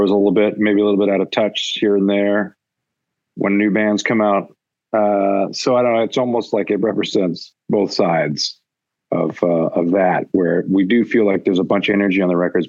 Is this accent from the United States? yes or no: no; Vancouver, British Columbia, Canada; growing up in Vancouver